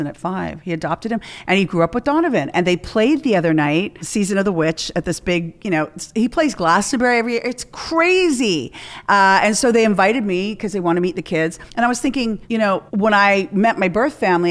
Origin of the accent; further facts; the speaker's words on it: Canada; moved away; I'm from Canada